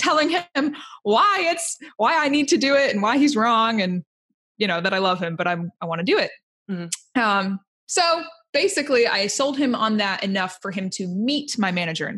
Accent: Indiana, United States; I'm from Indiana

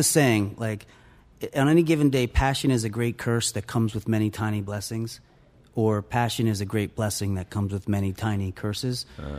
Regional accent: Columbus, Ohio, United States; also born or lived in Philadelphia / Long Island; I was born in Philly, and we lived in Ohio for my formative years in Columbus, and then moved to the North Shore of Long Island. And then for college, I went to Philly, and I lived there for 23 years.

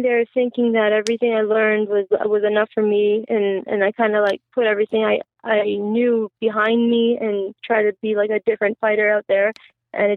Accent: Canada; also born or lived in Iraq; I actually grew up here in Canada. I came here when I was 3 years old

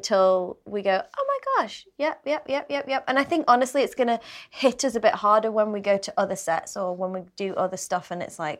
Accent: England, United Kingdom; being British

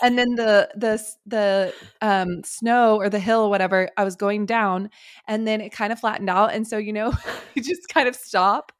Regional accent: Texas, United States; growing up in Texas

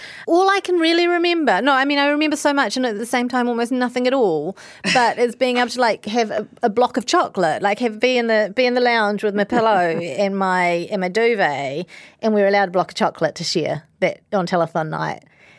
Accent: New Zealand; We're looking back on the trends and phenomena that impacted our lives as rangatahi growing up in Aotearoa.

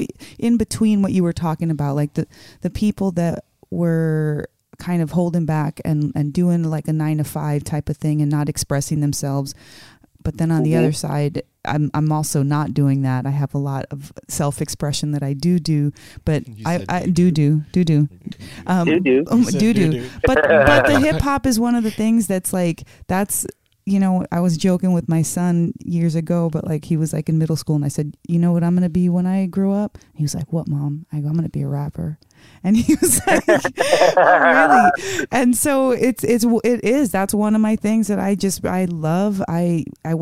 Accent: Las Vegas, Nevada, United States; also born or lived in Bronx, New York; grew up in Vegas

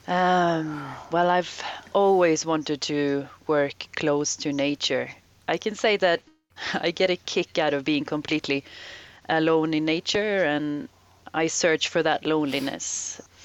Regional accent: Sweden; moved away as an adult; the environment I I grew up in in Sweden.

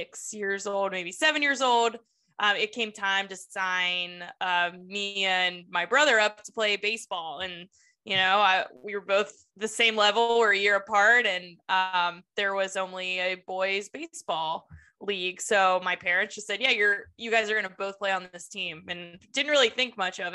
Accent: Pittsburgh, Pennsylvania, United States; I'm from Pittsburgh, Pennsylvania

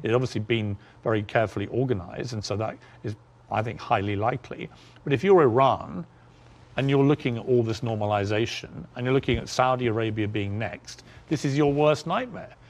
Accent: United Kingdom; moved away as an adult; now in United States; my home country of the U K.

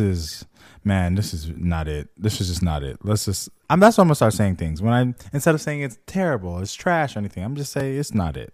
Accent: just outside of Los Angeles, California, United States; I'm from the West Coast, for those who don't know, uh, L A specifically, east, just outside of L

